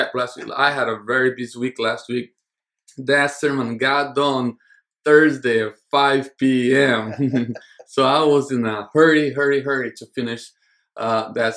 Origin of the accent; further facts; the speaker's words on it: United States; As an American